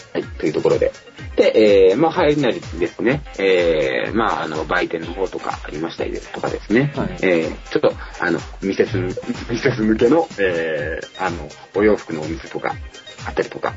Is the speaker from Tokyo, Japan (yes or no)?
no; Fukuoka, Japan; 私、あの、福岡の出身で